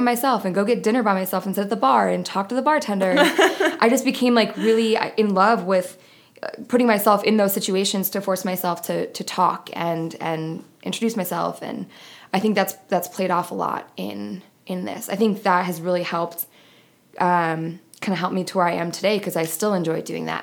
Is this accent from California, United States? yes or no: no; New York, United States; moved away as an adult; also born or lived in Buffalo; now in Phoenix, United States; I'm originally from New York. I went to college in Buffalo